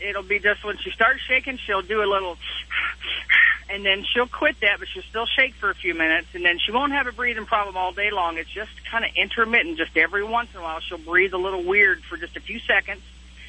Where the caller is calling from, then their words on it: Paris, Texas, United States; Actually, I'm sitting in Paris, Texas right now. I'm a truck driver.